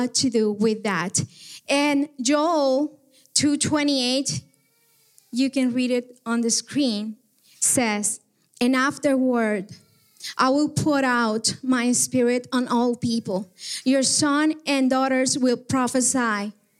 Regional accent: Guatemala; moved away; I am from Guatemala

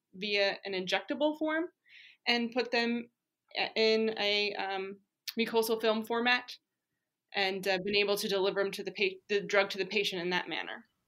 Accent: Pennsylvania, United States; I grew up in Pennsylvania, went to school in Pennsylvania

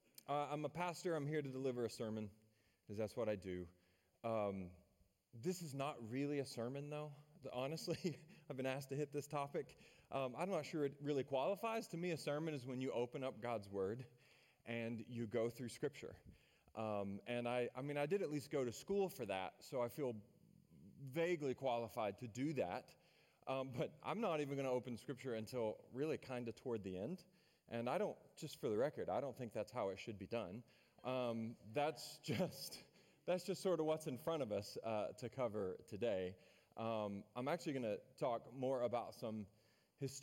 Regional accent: Maryville, Tennessee, United States; I'm from Maryville. That's my hometown, which is a town just south of Knoxville, home of the University of Tennessee Volunteers.

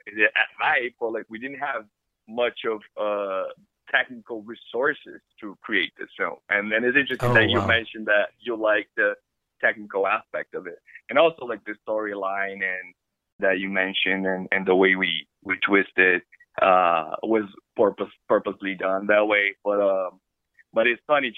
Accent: Brazil; also born or lived in Ireland; now in Los Angeles, United States; I was born and raised in Brazil, and I came to study film in America.

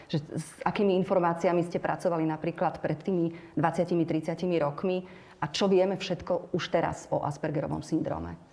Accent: Slovakia

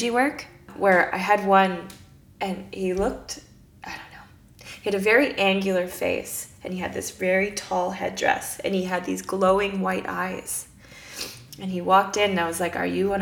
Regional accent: Canada; I'm Canadian.

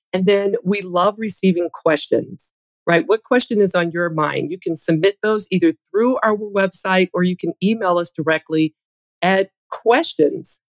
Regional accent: Michigan, United States; I grew up in Michigan.

